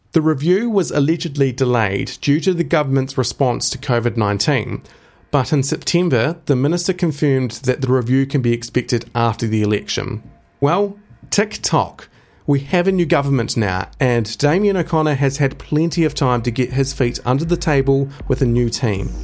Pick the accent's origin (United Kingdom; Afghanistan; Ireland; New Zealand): New Zealand; Timaru, Canterbury; I grew up in Timaru